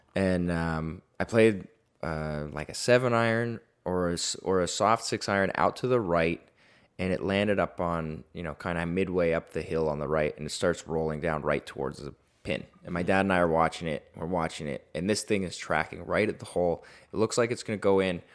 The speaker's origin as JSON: {"language": "English", "town": "Toronto", "region": "Ontario", "country": "Canada", "tie": "born or raised there", "moved": "as an adult", "lives_now": "Los Angeles, United States", "said": "I moved to L A from Toronto at nineteen or twenty years old"}